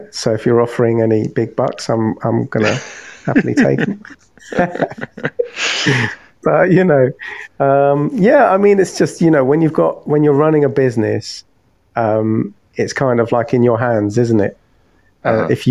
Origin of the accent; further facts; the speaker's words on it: London, United Kingdom; moved away as an adult; now in Hastings, United Kingdom; I grew up in London